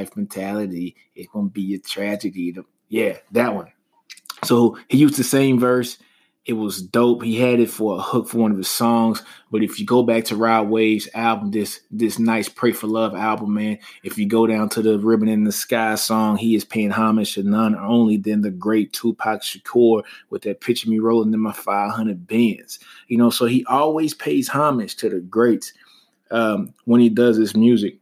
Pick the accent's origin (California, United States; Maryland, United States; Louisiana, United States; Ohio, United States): Louisiana, United States; Shreveport; I'm a Louisiana native. You guys know that. I'm from Shreveport, Louisiana